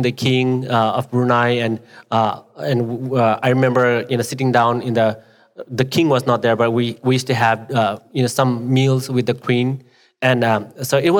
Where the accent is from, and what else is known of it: Nepal; English is a second language; now in United States